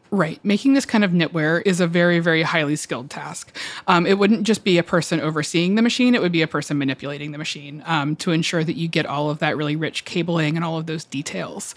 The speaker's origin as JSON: {"language": "English", "town": "Atlanta", "region": "Georgia", "country": "United States", "moved": "as an adult", "lives_now": "New York, United States", "said": "I'm from the South. I'm from Atlanta"}